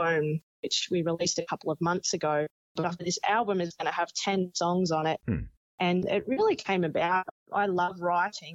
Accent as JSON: {"language": "English", "town": "Oberon", "region": "New South Wales", "country": "Australia", "tie": "born or raised there", "said": "I grew up in Oberon too, which is quite a small community"}